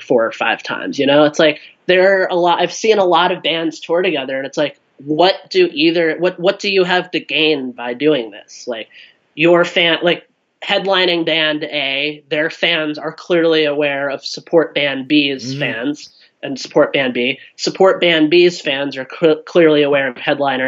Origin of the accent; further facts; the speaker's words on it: Cincinnati, Ohio, United States; I grew up in Cincinnati, Ohio.